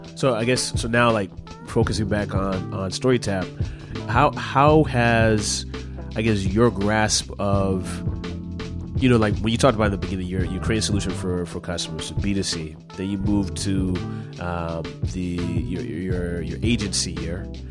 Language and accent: English; Southern California, United States; now in New York City, United States; I'm not fan from Vancouver, I'm from Southern California, and I live in New York City now